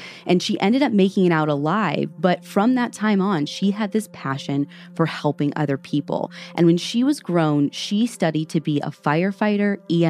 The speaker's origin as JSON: {"language": "English", "region": "Midwest", "country": "United States", "said": "I'm awful and from the Midwest."}